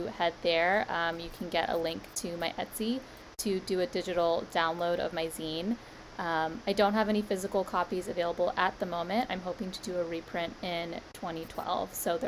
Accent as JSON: {"language": "English", "region": "East Coast", "country": "United States", "tie": "born or raised there", "lives_now": "New York, United States", "said": "I was born and raised on the East Coast, so, and I'm currently in New York"}